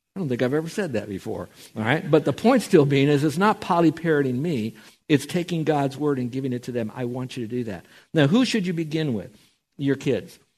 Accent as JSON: {"language": "English", "town": "Miami", "region": "Florida", "country": "United States", "tie": "born or raised there", "said": "growing up in Miami, Florida"}